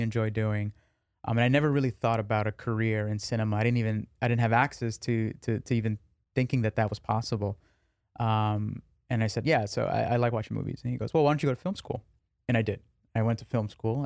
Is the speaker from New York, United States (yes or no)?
yes; New York, United States; I grew up in New York.